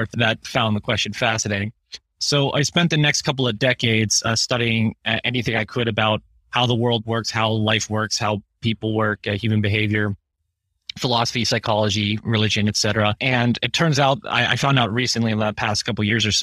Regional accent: Pittsburgh, Pennsylvania, United States; I'm from Pittsburgh

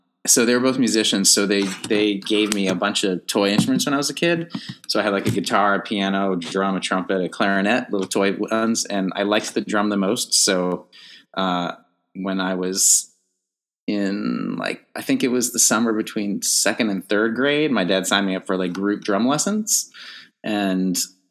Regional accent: Fairfax, Virginia, United States; moved away as an adult; also born or lived in North Carolina; now in New York, United States; I grew up outside of DC in Fairfax, Virginia

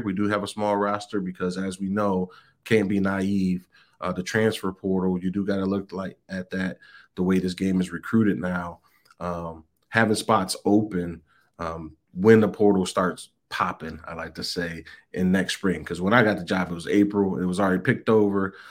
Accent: Michigan, United States; now in Seattle, United States; I'm from Michigan originally

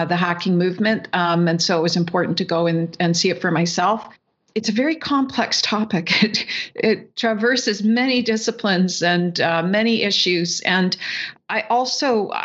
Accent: the Canadian Prairies, Canada; coming from the prairies, being a Canadian

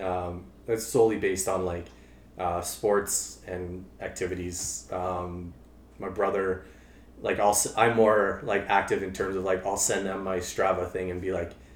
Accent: Calgary, Alberta, Canada; moved away as an adult; now in Edmonton, Canada; I grew up in Calgary

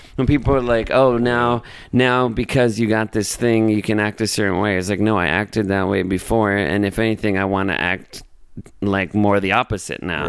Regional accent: Los Angeles, California, United States; I was born and raised in Los Angeles

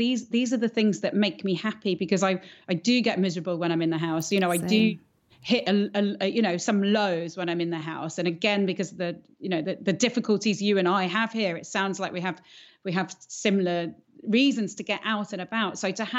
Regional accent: Andalusia, Spain; When I was growing up in the Costa del Sol, I had this very wonderful barefoot childhood running around.

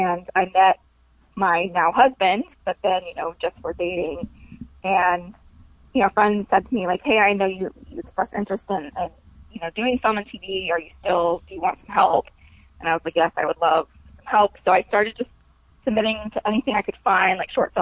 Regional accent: Texas, United States; also born or lived in Dallas; now in Los Angeles, United States; I'm from Texas originally

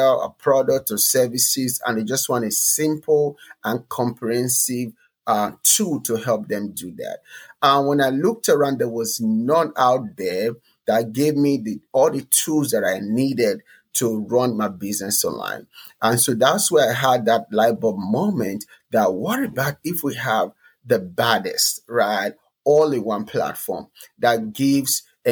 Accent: Nigeria; moved away as an adult; now in United States; I came from Nigeria to America

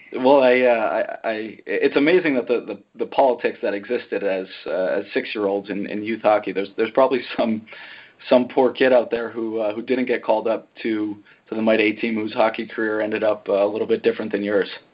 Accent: Connecticut, United States; I grew up in in Connecticut um, playing youth hockey there

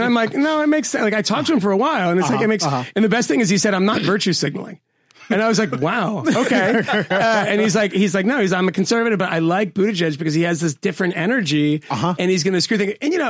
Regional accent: Massachusetts, United States; I'm from Massachusetts.

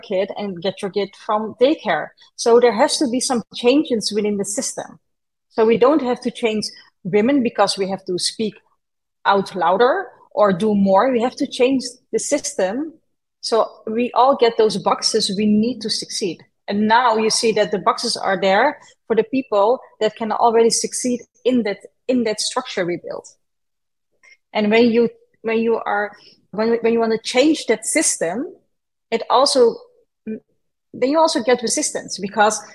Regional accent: Netherlands; I was born and raised in the Netherlands

